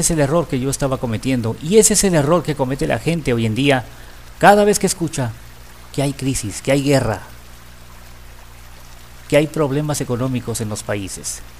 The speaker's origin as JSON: {"language": "Spanish", "country": "Mexico", "said": "Y nuestra actitud hacia el dinero es una de las cosas en las que como mexicanos y como latinoamericanos tenemos que trabajar mucho"}